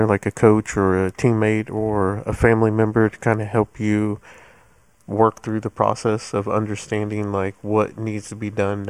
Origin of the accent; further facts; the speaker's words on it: Hutchinson, Kansas, United States; I grew up in Hutchinson, Kansas